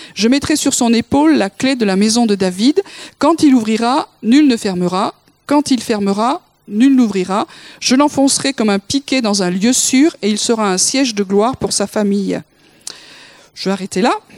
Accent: Toulouse, Occitania, France; je suis née à Toulouse

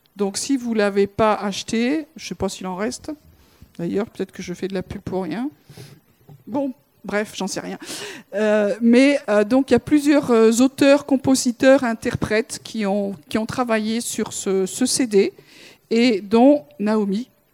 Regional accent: France; en tant que Français

